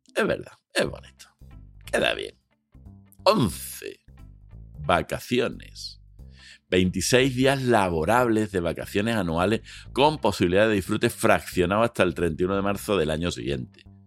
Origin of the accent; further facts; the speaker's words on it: Spain; somos españoles